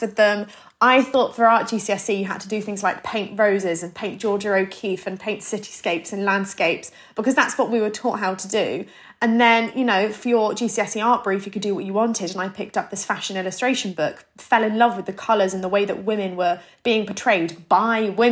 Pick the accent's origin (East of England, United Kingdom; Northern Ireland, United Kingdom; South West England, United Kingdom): South West England, United Kingdom; Plymouth; moved away as an adult; now in London, United Kingdom; I grew up in Plymouth. So I'm 23 years old. I moved to London maybe 4 or 5 years ago.